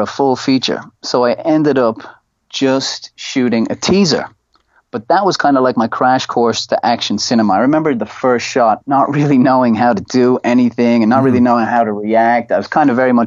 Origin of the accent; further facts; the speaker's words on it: Ireland; moved away as an adult; now in Thailand; We studied Irish in all throughout school